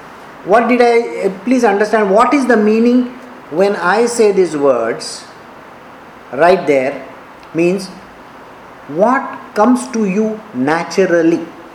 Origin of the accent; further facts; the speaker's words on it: Karnataka, India; I am an Indian. I have to take care of India. I am a Kannadiga, I have to take care of Karnataka.